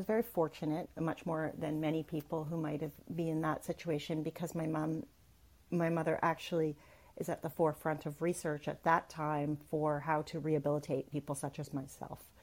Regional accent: Canada; I'm Canadian.

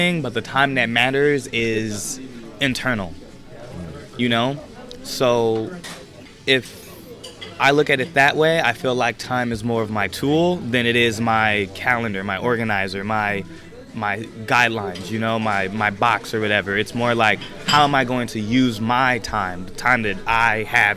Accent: Chicago, Illinois, United States; My proudest moment as a Chicagoan

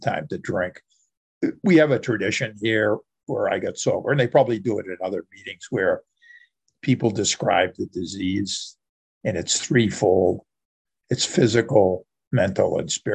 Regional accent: outside Boston, Massachusetts, United States; I grew up right outside Boston, the Boston area. And I've lived here most of my life.

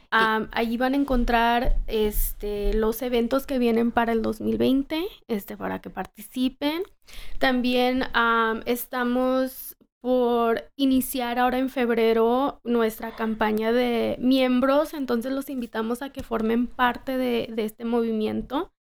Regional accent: Los Angeles, California, United States; also born or lived in Colorado; regresar a Los Ángeles y desarrollar pues de donde soy

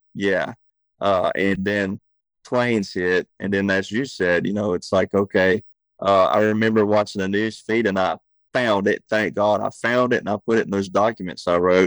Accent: Deep South, United States; we grew up in the South

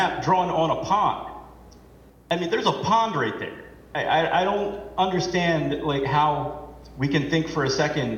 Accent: Ellicott City, Maryland, United States; moved away as an adult; now in Chester River Beach, United States; I only moved here about a year or two ago, but I was born and raised in Ellicott City.

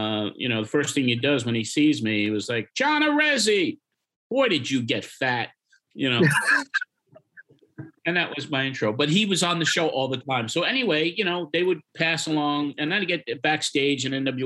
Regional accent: Long Island, New York, United States; now in Nashville, United States; I'm from Long Island

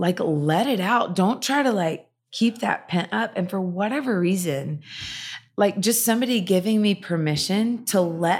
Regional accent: the South, United States; I grew up in the South in the church and I was experiencing freedom like I never knew existed.

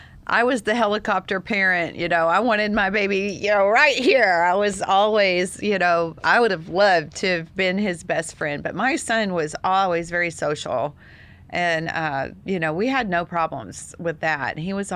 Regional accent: Texas, United States; I know, I see it, Daryl. Almost said it. I'm a Texan. I say

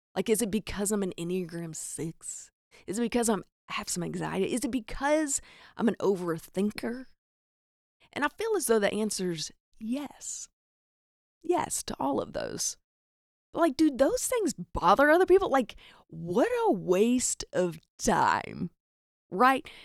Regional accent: the South, United States; accent: Southern; I'm from the South. If you're listening to this, you're probably like, "Duh, I hear the cornbread in your accent

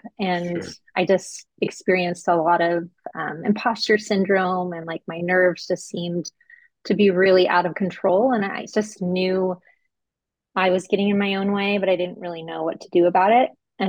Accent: Alaska, United States; I'm from Alaska, so it's always interesting the freakouts, cold weather freakouts in Southern California.

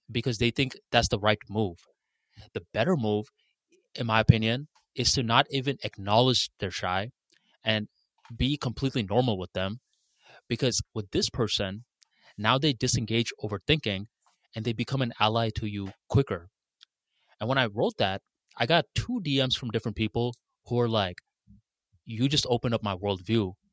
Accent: Bangladesh; English is a second language; moved away; I moved from Bangladesh to a new country and I used to get mocked for my accent a lot.

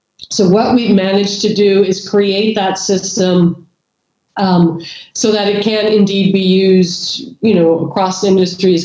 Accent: California, United States; moved away as an adult; also born or lived in Idaho / New York / Middle East; now in Norway; born and raised in California and Idaho

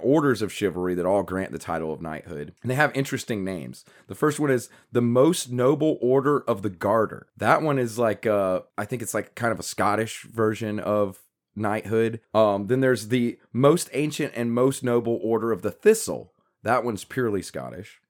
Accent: United States; you and I as Americans

